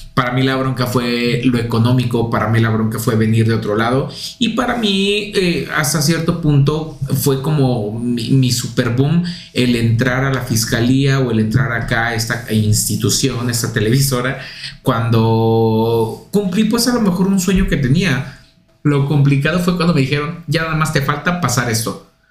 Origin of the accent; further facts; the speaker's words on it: Puebla, Mexico; moved away as an adult; now in Mexico City, Mexico; yo vengo de Puebla